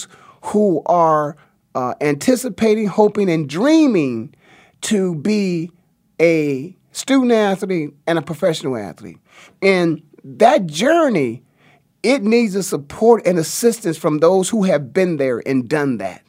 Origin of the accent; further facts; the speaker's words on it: Canton, Ohio, United States; I'm from Stark County, Ohio, the Hall of Fame city of Canton, Ohio